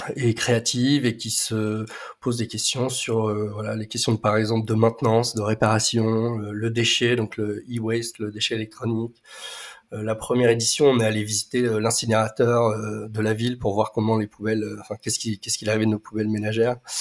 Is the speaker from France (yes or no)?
yes; Nevers, Bourgogne-Franche-Comté, France; j'ai grandi en partie à Nevers